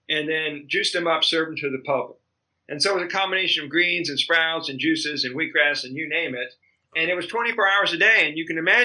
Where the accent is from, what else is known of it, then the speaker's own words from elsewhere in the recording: El Paso, Texas, United States; also born or lived in Austin, Texas / Colorado; now in Hawaii, United States; I'm originally from a desert border town called El Paso, Texas. And I grew up learning what it's like to be on a border town